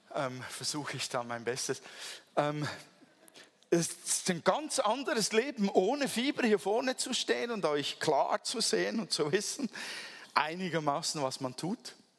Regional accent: Switzerland; Ich bin ja Schweizer

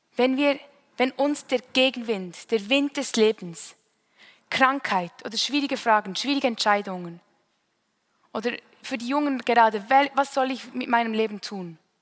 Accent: Münsingen, Bern, Switzerland; Ich bin in Münsingen aufgewachsen, eine Stadt nahe bei Bern

